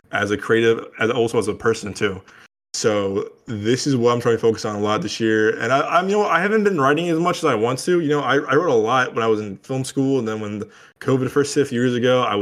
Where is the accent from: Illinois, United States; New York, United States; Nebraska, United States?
Illinois, United States; Chicago; loosely inspired by you know, growing up in Chicago, it was like kind of like, you know, like little like not life stories